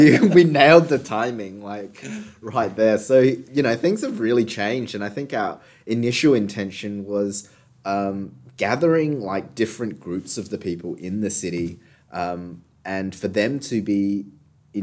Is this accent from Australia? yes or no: yes; Australia; I'm a self-identified second-generation Chinese Australian. That space where I come from, you know, growing up in Australia